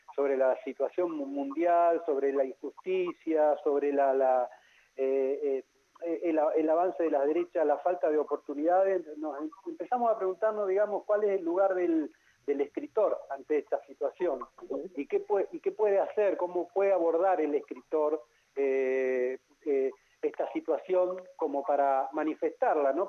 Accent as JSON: {"language": "Spanish", "region": "Neuquén", "country": "Argentina", "tie": "born or raised there", "said": "Yo soy neuquino, nacido en Neuquén"}